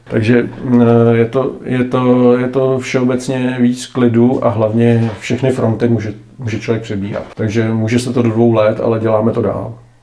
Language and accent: Czech; Czechia; jsme Češi